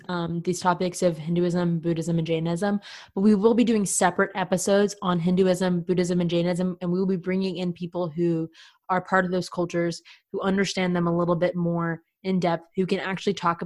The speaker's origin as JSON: {"language": "English", "country": "United States"}